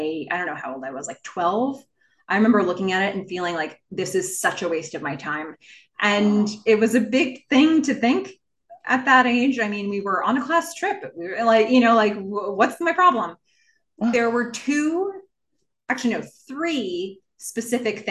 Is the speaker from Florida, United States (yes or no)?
no; Nassau County, Long Island, New York, United States; I grew up on Long Island, and I was on the west part of like Nassau County, the west part of Long Island